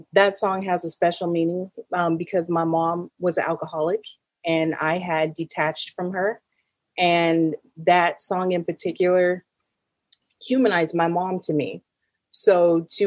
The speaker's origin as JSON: {"language": "English", "region": "California", "country": "United States", "said": "being from California"}